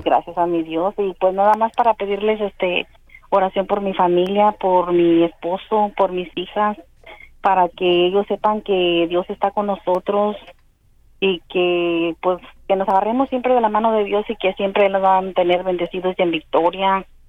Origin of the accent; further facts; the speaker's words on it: Paraguay; moved away as an adult; now in Spain; yo, yo soy de Paraguay, pero estoy en España